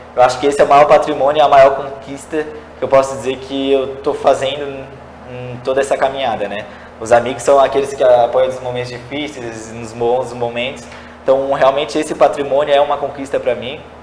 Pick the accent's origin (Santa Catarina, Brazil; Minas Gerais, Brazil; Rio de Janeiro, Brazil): Santa Catarina, Brazil; São José; Eu nasci e cresci aqui em São José, no bairro no Cobrasol